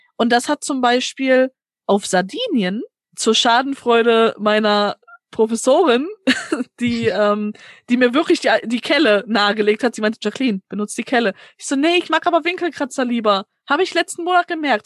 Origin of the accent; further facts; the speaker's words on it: Gelsenkirchen, North Rhine-Westphalia, Germany; ich komme halt hier aus dem Ruhrgebiet auch, ne, ich bin gebürtige Gelsenkirchnerin